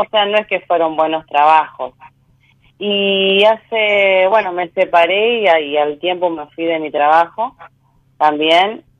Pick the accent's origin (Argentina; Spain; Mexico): Argentina; Santa Fe; De Santa Fe, soy de Santa Fe Capital